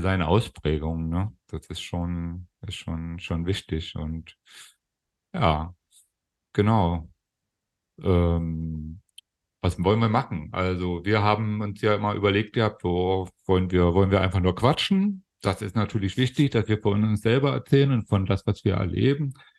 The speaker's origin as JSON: {"language": "German", "country": "Germany", "tie": "born or raised there", "also_born_or_lived": "Hannover", "accent": "Berlin", "moved": "yes", "lives_now": "Kassel, Germany", "said": "meine Kindheit und Jugend in der, in der DDR äh, äh, ähm, habe ich verlebt."}